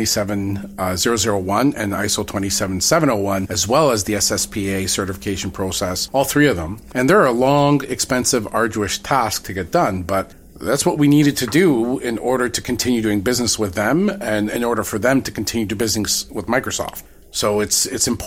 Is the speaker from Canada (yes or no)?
yes; Canada; we sing O Canada every morning in school.